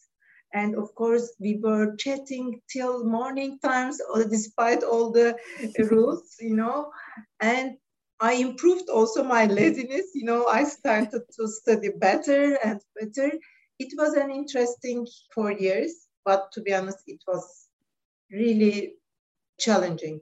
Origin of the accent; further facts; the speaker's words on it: Istanbul, Turkey; English is a second language; moved away as an adult; also born or lived in Vienna, Austria; now in United Kingdom; We are originally from Istanbul. And I grew up and I lived most of my life in Istanbul.